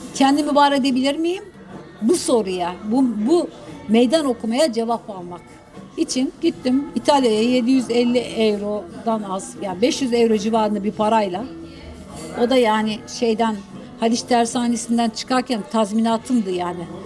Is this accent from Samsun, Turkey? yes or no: yes; Terme, Samsun, Turkey; yaşadığım küçük bir kasabaydı. Ee, terme, Karadeniz'de küçük, deniz kıyısına yakın